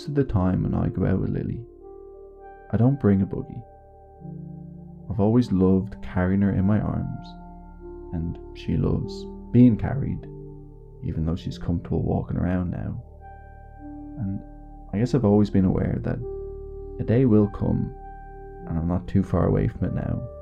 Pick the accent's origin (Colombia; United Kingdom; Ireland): Ireland; being Irish